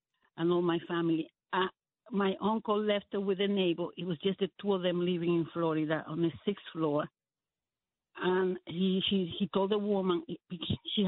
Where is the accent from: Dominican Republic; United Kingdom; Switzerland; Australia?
Dominican Republic; now in United States; I was born in Dominican Republic